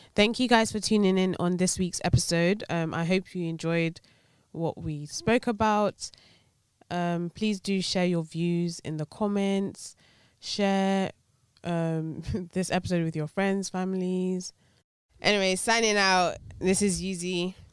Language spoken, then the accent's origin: English; Nigeria; being Nigerian